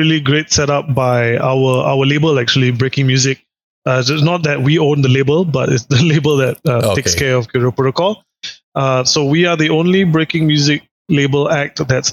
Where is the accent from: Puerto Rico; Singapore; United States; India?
Singapore; I as a kid growing up in Singapore